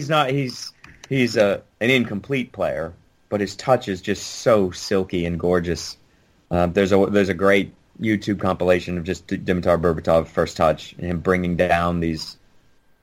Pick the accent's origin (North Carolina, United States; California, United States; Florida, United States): Florida, United States; Merritt Island; moved away; also born or lived in New York City; I grew up on Merritt Island, Florida, which is a large island, 30 miles long